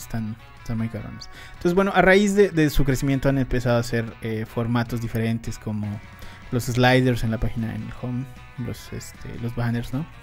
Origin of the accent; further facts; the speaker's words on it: Mexico; nosotros en México no somos fan de, fans de Oprah